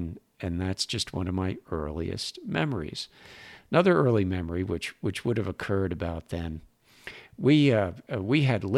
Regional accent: Rahway, New Jersey, United States; also born or lived in North Carolina; Now, I was born in North Carolina. My dad was doing a hitch at Fort Bragg. He was in the Army. And when I was three, he finished up, and my mom and dad moved back to New Jersey.

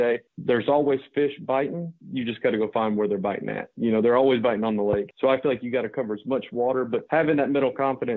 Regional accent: Santee Cooper, South Carolina, United States; I grew up on Santee Cooper

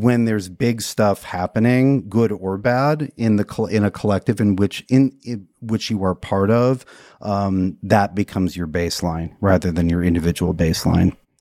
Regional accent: United States; being an American right now

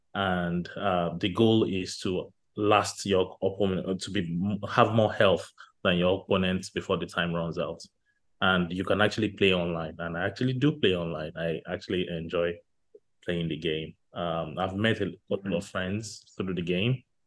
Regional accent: Nigeria; growing up in Nigeria

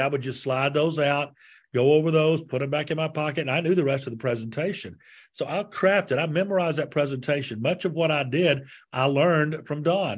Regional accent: Montgomery, Alabama, United States; my hometown, Montgomery, Alabama, asked me to lead the mayor's prayer breakfast

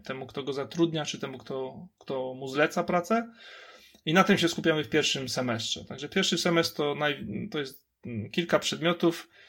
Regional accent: Kraków, Lesser Poland, Poland; jestem z Krakowa

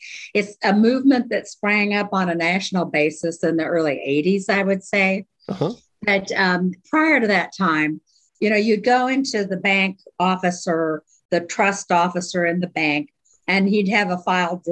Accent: Omaha, Nebraska, United States; also born or lived in Little Rock, Arkansas / Maryland; now in Hot Springs Village, United States; I grew up in Omaha

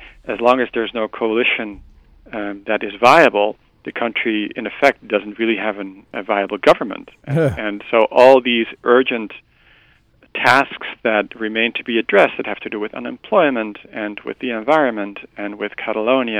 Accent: Netherlands; I'm from the Netherlands

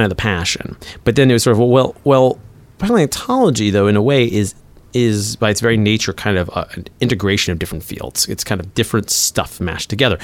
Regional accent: United States; I grew up near Washington, D.C.

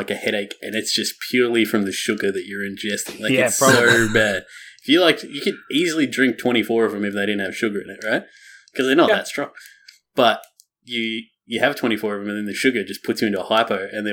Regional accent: Australia; Being Australian

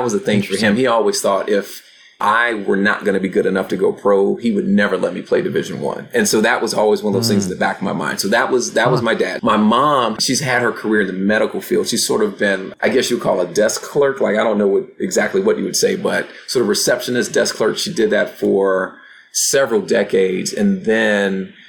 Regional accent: Chicago, Illinois, United States; moved away; I grew up very proudly on the south side of Chicago.

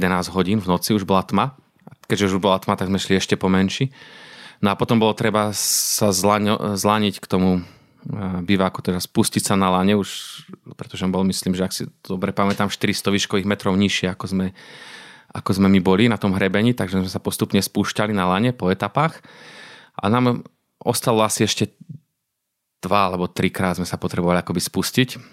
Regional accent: Orava, Žilina Region, Slovakia; also born or lived in Kazakhstan / Germany; ja som sa narodil na Orave, možno povedať v horách. Tak eh, sme bývali kúsok od lesika

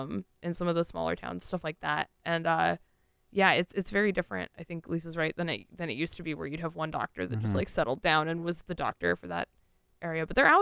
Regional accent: Newton, Iowa, United States; my hometown's a little bigger. I'm from Newton, which is like 12,000, 13,000, something like that. You know, so for Iowa, it's quite large, but for everywhere else, it's quite small.

